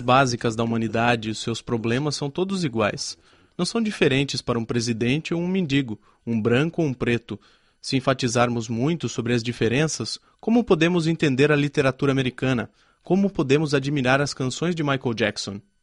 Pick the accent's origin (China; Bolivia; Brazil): China; Barkam, Sichuan; born or raised there